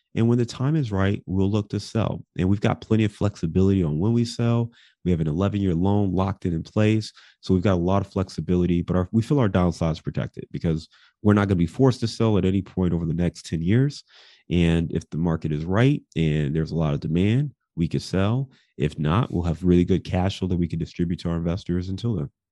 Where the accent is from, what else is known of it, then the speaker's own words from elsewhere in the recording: Cleveland, Ohio, United States; also born or lived in Detroit; now in Chicago, United States; I'm from Cleveland